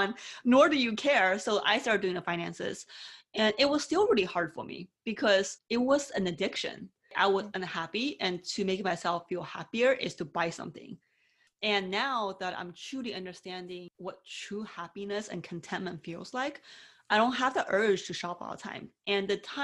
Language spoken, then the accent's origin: English; China; growing up in China, I was told all the time, you being a girl, only speak when you're spoken